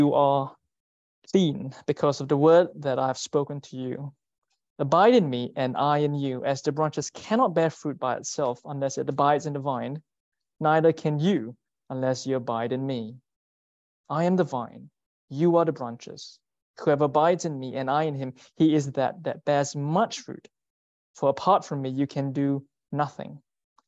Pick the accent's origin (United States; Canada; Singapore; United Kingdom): Singapore; moved away as an adult; I'm from Singapore.